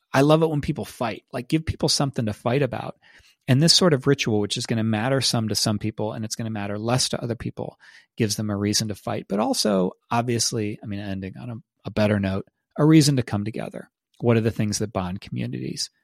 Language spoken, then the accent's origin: English; Ohio, United States; also born or lived in Austin, Texas; now in Texas, United States; The main place that I grew up in Ohio